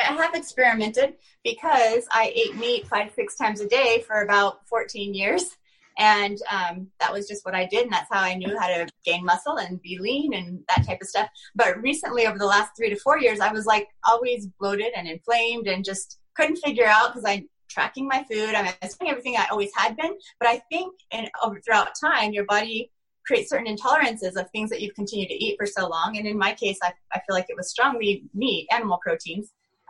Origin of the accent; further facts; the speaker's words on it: Oregon, United States; now in Utah, United States; In Oregon. It's a small little, about 1,500 people in my town.